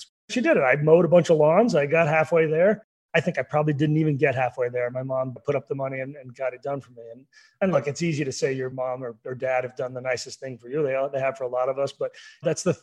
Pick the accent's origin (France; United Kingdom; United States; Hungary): United States; Oklahoma; growing up in Oklahoma